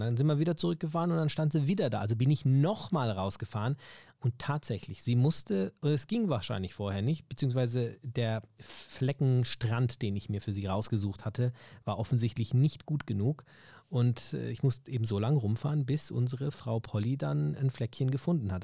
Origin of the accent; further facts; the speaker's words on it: Germany; ich ja Deutscher bin natürlich und auch hier aufgewachsen bin